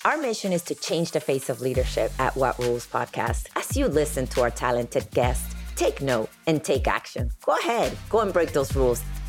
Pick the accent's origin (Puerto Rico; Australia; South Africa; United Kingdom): Puerto Rico; San Germán; I was born and raised in San Germán, Puerto Rico